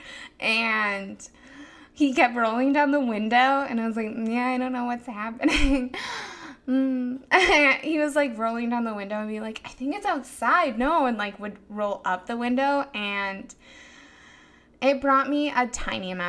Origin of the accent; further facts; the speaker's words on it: Chicago, Illinois, United States; I am from Chicago